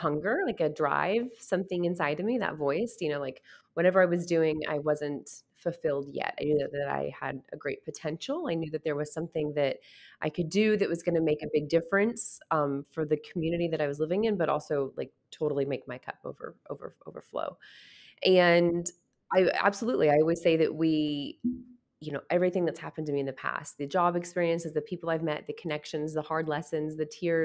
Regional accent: Wichita, Kansas, United States; also born or lived in Lawrence, Kansas; I was born and raised in Wichita and really born into a real estate family.

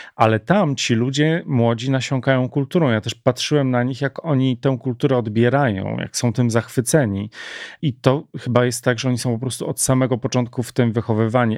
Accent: Warsaw, Masovian Voivodeship, Poland; tak jak u nas w Warszawie

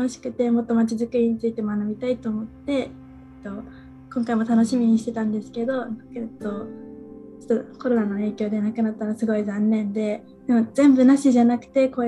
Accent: Morioka, Iwate, Japan; moved away; 私は岩手県盛岡市出身で

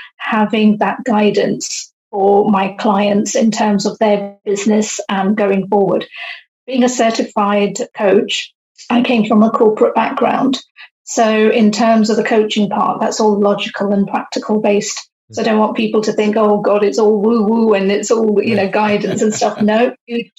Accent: United Kingdom; also born or lived in India; living in the UK. So we moved to the UK, I was age 6. And so all of my upbringing and everything I have known has been UK based

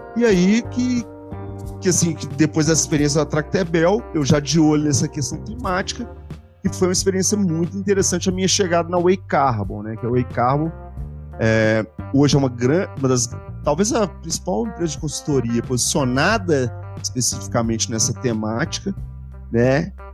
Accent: Belo Horizonte, Minas Gerais, Brazil; eu sou de Belo Horizonte

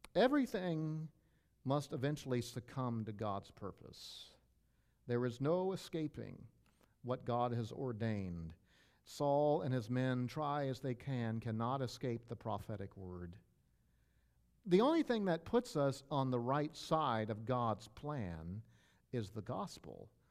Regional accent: Maryland, United States; moved away; I grew up in Maryland

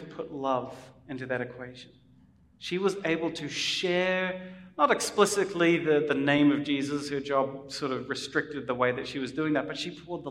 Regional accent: New Zealand; as a New Zealander coming

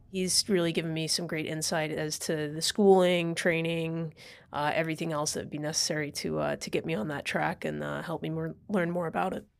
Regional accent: California, United States; moved away as an adult; also born or lived in Idaho; now in New York, United States; I was born and raised in California

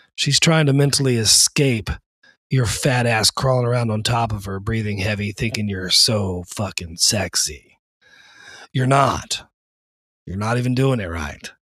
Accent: the South, United States; accent: southern; now in East Coast, United States; I was born and raised in the South, right underneath the Bible Belt.

